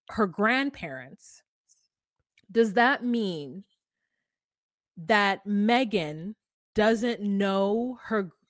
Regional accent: United States; I'm American.

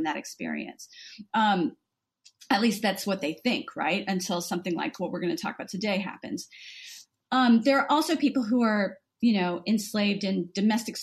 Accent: Southern Louisiana, United States; now in United Kingdom; I'm from the South, Southern Louisiana

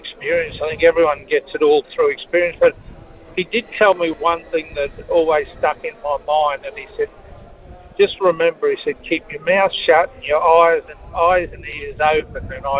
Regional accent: Cairns, Queensland, Australia; We come from Cairns.

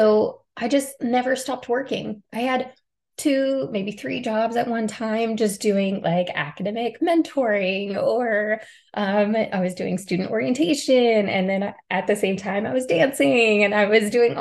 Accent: Middle Tennessee, United States; moved away as an adult; I grew up in Middle Tennessee with a single parent

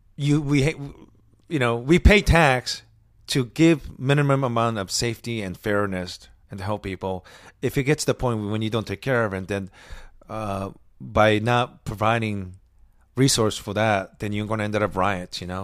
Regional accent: Osaka, Japan; moved away; I'm from Osaka

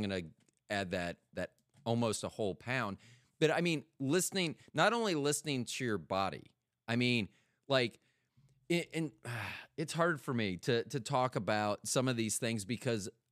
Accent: Tampa, Florida, United States; also born or lived in Kansas City; now in North Carolina, United States; I'm from Tampa

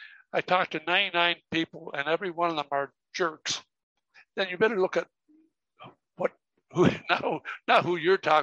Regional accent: Canada; now in Costa Rica; I'm Canadian

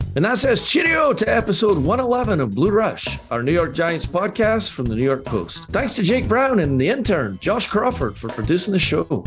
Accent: Scotland, United Kingdom; I'm the Scotsman

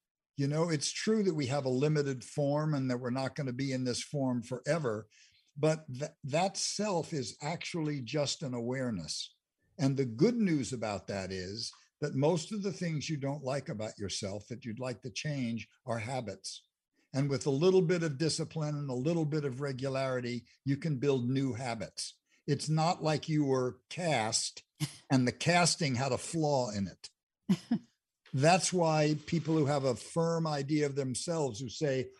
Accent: Englewood, United States; I grew up in Englewood for a good part of my life.

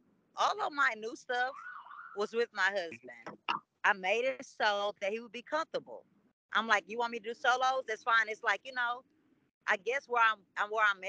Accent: Guyana; I'm from Guyana

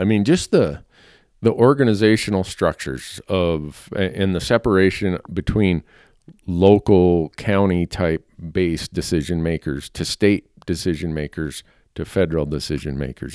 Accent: Minnesota, United States; now in Montana, United States; where I grew up in Minnesota

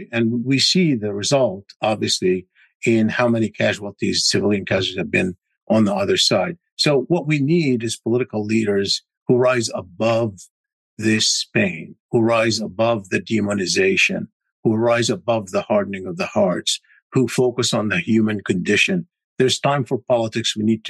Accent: United States; I'm an American, obviously, and I'm looking at it through the prism. I'm an Arab American

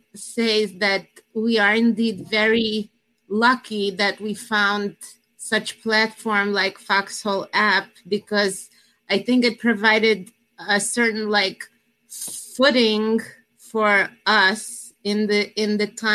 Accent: Russia; also born or lived in New Jersey, United States; now in United States; I come from Russia, originally from former Soviet Union

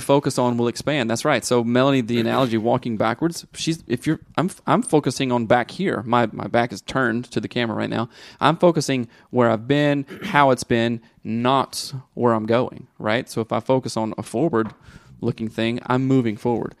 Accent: the South, United States; moved away; growing up in the South

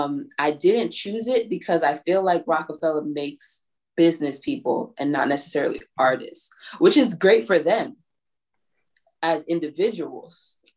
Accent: New York, United States; I'm from New York.

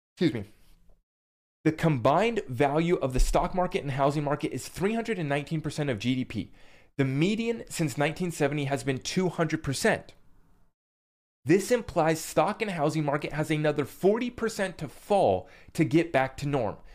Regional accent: United States; as an American

